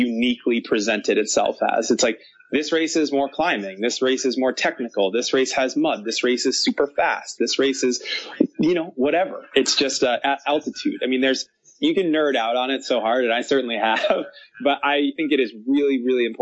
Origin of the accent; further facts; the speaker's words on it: United States; As an American